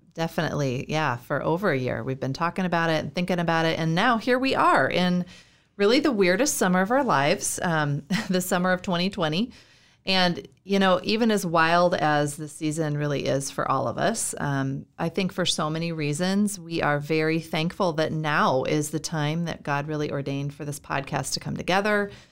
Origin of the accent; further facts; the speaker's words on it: Iowa, United States; moved away as an adult; also born or lived in California / Florida / North Carolina; now in Minnesota, United States; I'm from Iowa. Uh, I was born and raised there